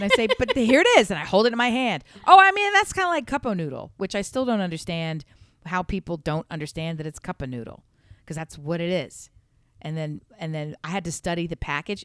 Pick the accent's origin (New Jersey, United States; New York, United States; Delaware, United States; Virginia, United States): Delaware, United States; moved away; also born or lived in the South; I'm from, born and raised in Delaware